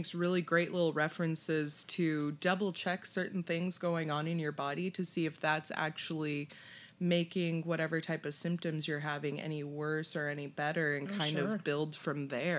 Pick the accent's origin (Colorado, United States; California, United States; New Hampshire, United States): California, United States; I'm born and raised in California.